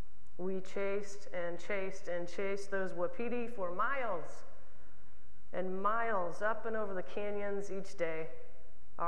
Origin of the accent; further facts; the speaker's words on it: Oklahoma, United States; as a queer kid growing up in Oklahoma